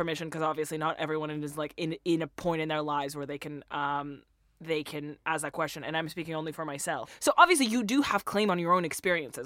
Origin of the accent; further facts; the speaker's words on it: Russia; English is a second language; moved away; I'm originally from Russia